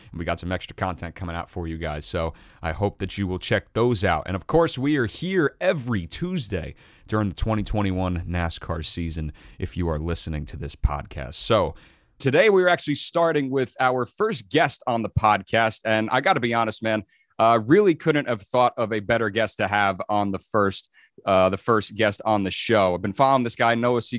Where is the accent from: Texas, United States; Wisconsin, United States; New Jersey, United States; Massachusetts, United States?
New Jersey, United States; as a New Jerseyan